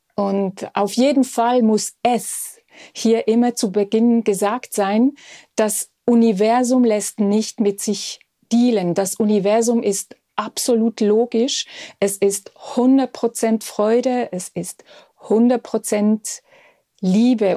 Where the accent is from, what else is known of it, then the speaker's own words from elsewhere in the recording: Switzerland; Bei uns in der Schweiz